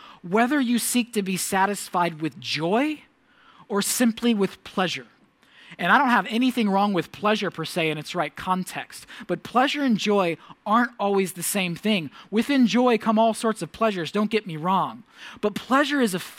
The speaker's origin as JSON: {"language": "English", "country": "United States", "said": "the many gifts I've become accustomed to as an American"}